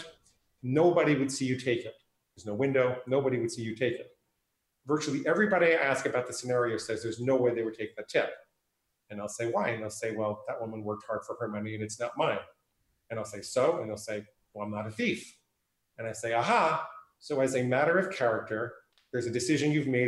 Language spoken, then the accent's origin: English; New York, United States; also born or lived in New Hampshire; now in Portland, United States; I live in Portland, Oregon. I grew up in New York and I spent 14 years in New Hampshire